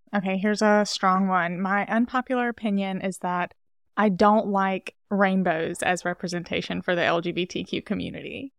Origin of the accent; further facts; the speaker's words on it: Castleberry, Alabama, United States; moved away as an adult; also born or lived in Birmingham, Alabama; now in Los Angeles, United States; I'm originally from Alabama, from, like, a really rural town in Alabama